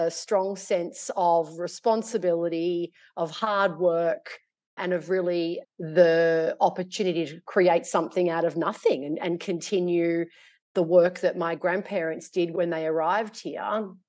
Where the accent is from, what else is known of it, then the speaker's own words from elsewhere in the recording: Australia; born there; In short, I was born in Australia.